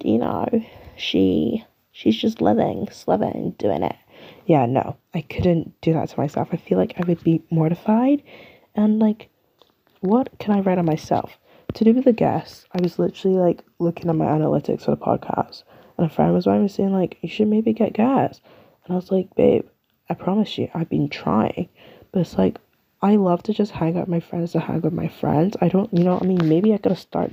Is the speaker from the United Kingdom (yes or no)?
yes; United Kingdom; I'm from the UK. I'm British